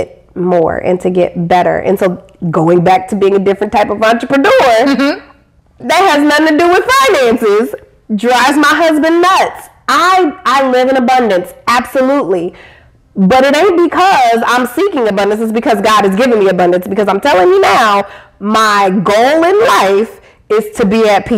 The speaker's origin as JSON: {"language": "English", "region": "Iowa", "country": "United States", "tie": "born or raised there", "said": "I grew up in Iowa."}